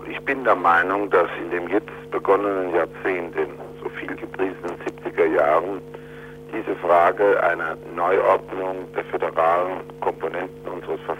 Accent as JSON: {"language": "German", "region": "Rhineland-Palatinate", "country": "Germany", "said": "gerade auch als Pfälzer, der unmittelbar an der Landesgrenze wohnt mit seiner Familie"}